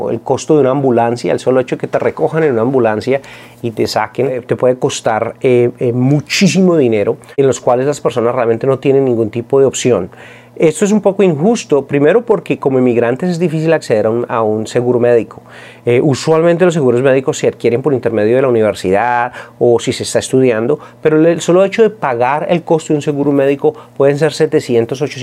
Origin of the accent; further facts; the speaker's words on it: Colombia; now in United States; Cuando yo vine de Colombia, eh, los seguros eh, es algo que todos podemos acceder